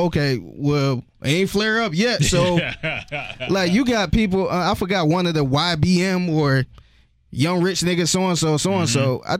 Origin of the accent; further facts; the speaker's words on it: Cleveland, Ohio, United States; I'm from Cleveland, so Cleveland real small